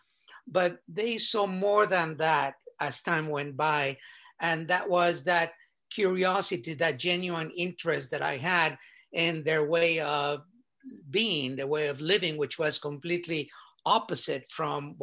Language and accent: English; Mexico City, Mexico; I was born in Mexico City, and was fortunate to have been born in a very well-to-do family